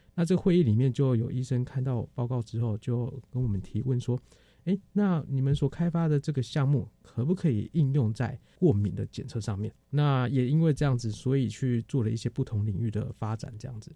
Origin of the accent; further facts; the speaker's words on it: Taiwan; also born or lived in Boston, US (Harvard); 以前在台湾我们念书的时候